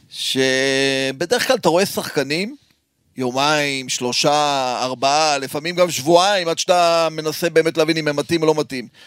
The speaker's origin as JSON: {"language": "Hebrew", "town": "Haifa", "region": "Haifa District", "country": "Israel", "tie": "born or raised there", "said": "אני גדלתי שם, אני גדלתי שם"}